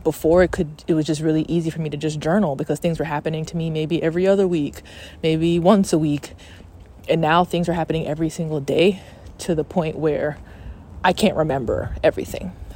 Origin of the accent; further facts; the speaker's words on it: Atlanta, Georgia, United States; also born or lived in Texas; I'm from Atlanta